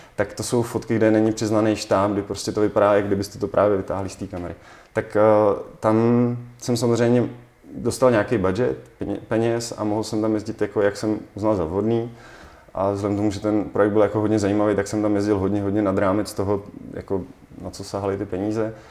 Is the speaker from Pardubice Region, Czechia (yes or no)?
yes; Litomyšl, Pardubice Region, Czechia; protože jsem z Litomyšle